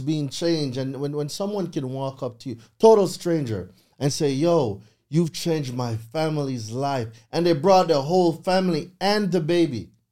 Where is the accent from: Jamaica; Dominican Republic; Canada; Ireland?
Jamaica; moved away as an adult; now in United States; I'm a real island boy, yard man, straight from Jamaica. Um, grew up in Jamaica for twenty years